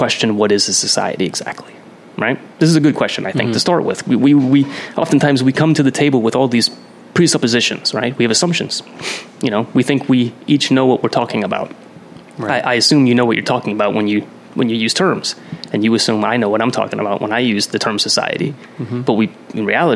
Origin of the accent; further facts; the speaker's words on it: Pennsylvania, United States; I grew up in Pennsylvania all my life, central PA and northeastern PA